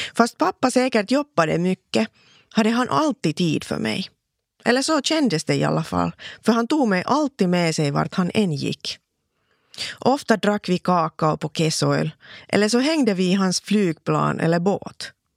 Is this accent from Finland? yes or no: yes; Laihia, Ostrobothnia, Finland; first language Finnish; Swedish is a second language; also born or lived in Vaasa; Jag föddes i Vasa för 44 år sedan